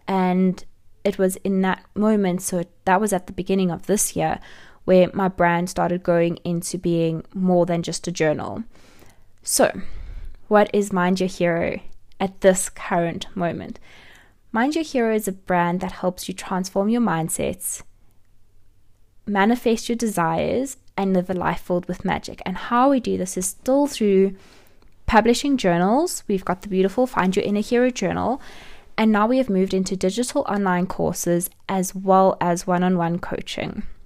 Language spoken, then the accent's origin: English; South Africa; also born or lived in Johannesburg; I'm from South Africa and I live in Johannesburg.